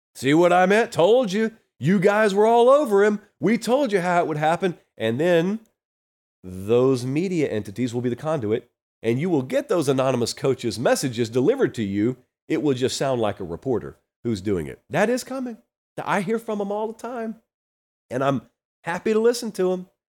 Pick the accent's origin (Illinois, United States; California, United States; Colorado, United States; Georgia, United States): Georgia, United States; I grew up down in Georgia